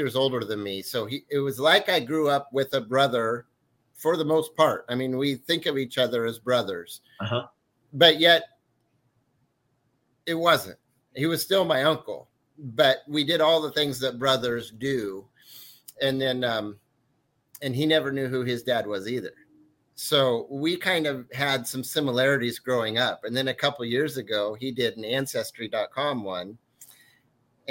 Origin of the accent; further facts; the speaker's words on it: Mid-Valley, Oregon, United States; I grew up in the Mid-Valley